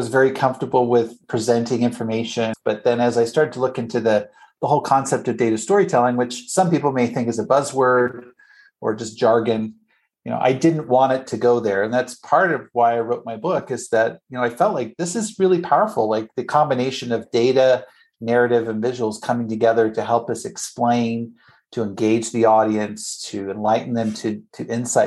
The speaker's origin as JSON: {"language": "English", "country": "Canada", "tie": "born or raised there", "also_born_or_lived": "United States", "moved": "as an adult", "said": "I'm originally from Canada, grew up there, lived in the States many years"}